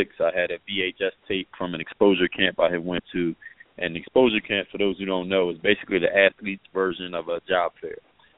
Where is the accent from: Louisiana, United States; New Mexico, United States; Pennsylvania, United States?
Pennsylvania, United States; Philadelphia; moved away as an adult; now in South Florida, United States; my background is I'm originally from Philadelphia, PA, and now reside in South Florida